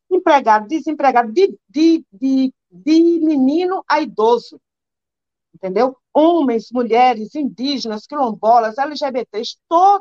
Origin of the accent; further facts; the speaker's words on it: Caatinga, Northeast Brazil, Brazil; eu nasci na, na Caatinga.